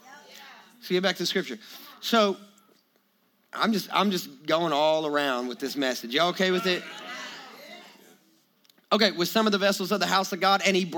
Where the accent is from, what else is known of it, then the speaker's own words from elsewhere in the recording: the South, United States; accent: southern; I had my southern accent was way stronger